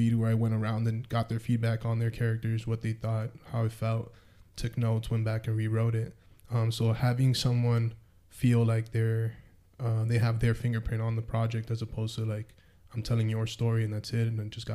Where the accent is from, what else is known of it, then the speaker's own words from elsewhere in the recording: Miami, Florida, United States; also born or lived in Denver / Alaska; now in Omaha, United States; I grew up in Miami.